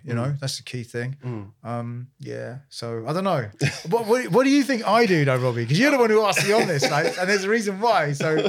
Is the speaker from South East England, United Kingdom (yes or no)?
yes; Aylesbury, South East England, United Kingdom; I'm from Aylesbury.